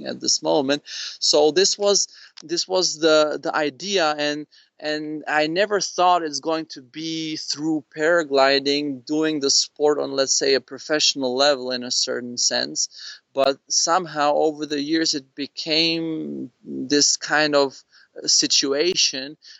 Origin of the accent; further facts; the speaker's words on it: Prague, Czechia; I grew up in Prague